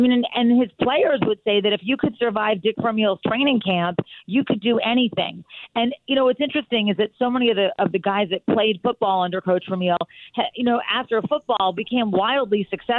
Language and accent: English; Philadelphia, Pennsylvania, United States; now in North Carolina, United States; I grew up in Philadelphia. Okay. So I would consider Philadelphia my hometown, yes.